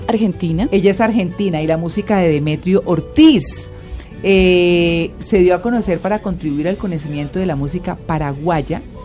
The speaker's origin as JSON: {"language": "Spanish", "region": "Santander", "country": "Colombia", "tie": "born or raised there", "moved": "yes", "lives_now": "Bogotá, Colombia"}